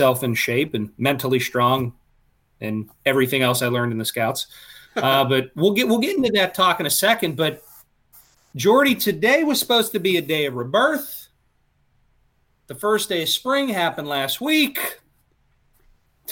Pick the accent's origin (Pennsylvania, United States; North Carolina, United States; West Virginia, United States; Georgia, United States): Pennsylvania, United States; Pittsburgh; also born or lived in Lehigh Valley; now in Philadelphia, United States; where I'm from Pittsburgh, I live here in Philly, the Lehigh Valley